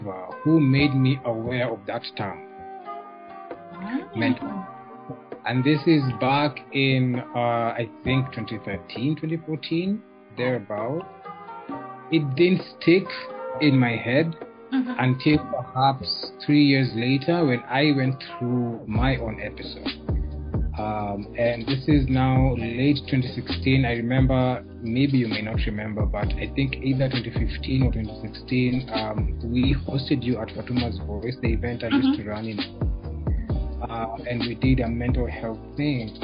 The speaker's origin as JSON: {"language": "English", "region": "Nairobi", "country": "Kenya", "tie": "born or raised there", "said": "I am born and raised in Nairobi, Kenya, the best place on earth"}